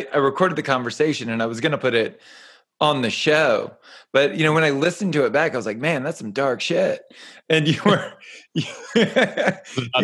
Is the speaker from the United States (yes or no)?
yes; United States; as an American being seated in America